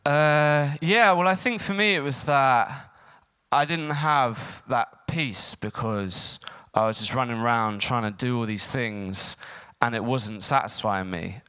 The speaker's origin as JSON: {"language": "English", "town": "Eastbourne", "region": "South East England", "country": "United Kingdom", "tie": "born or raised there", "said": "I was um, born and brought up in Eastbourne"}